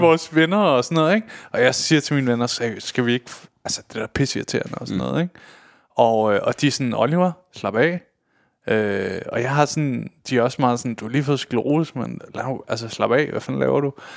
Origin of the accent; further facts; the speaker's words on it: Køge, Zealand, Denmark; nede i Køge, hvor jeg kommer fra